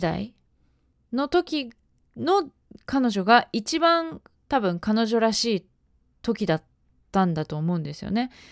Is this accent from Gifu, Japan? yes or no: yes; Ena, Gifu, Japan; 私の出身地である岐阜県の、えー、恵那市というところ